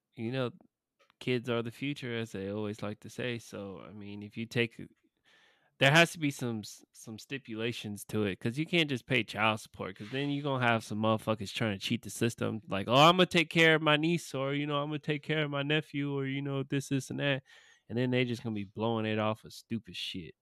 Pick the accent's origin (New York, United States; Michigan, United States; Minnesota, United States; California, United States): California, United States; moved away; my home state. Well, not my home state, but, you know, my born, born state, my home away from home. Uh, Cali